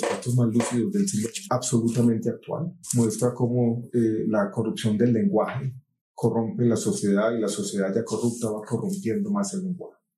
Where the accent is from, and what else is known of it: Colombia